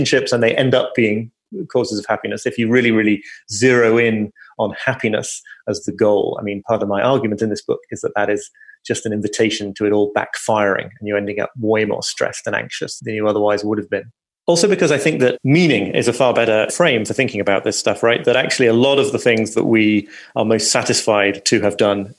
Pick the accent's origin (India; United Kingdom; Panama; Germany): United Kingdom; being British